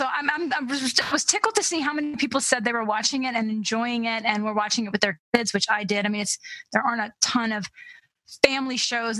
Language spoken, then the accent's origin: English; United States; as an American, I struggle with that.